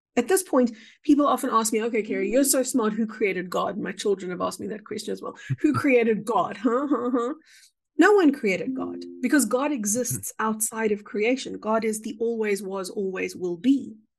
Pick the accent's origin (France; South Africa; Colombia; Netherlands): South Africa; I would define myself perhaps as a South African